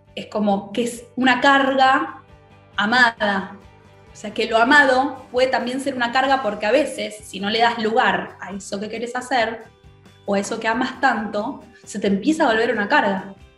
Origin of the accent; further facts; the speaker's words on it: Argentina; como argentinos que somos